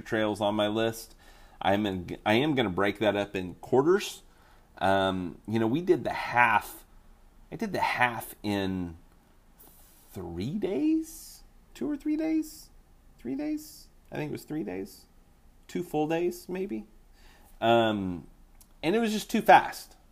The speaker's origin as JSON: {"language": "English", "region": "Oklahoma", "country": "United States", "said": "I'm from Oklahoma"}